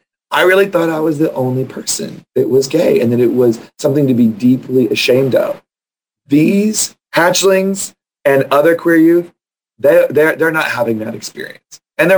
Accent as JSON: {"language": "English", "town": "Crosby", "region": "Texas", "country": "United States", "tie": "born or raised there", "said": "I grew up in Crosby, Texas. It was not an affirming place."}